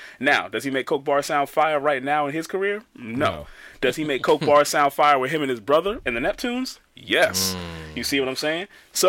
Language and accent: English; New York, United States; I'm from New York.